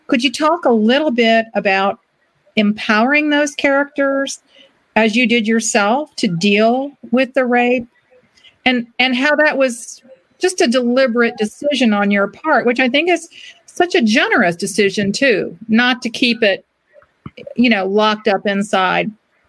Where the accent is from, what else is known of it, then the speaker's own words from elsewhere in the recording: Ireland; I'm Irish. We believe in everything.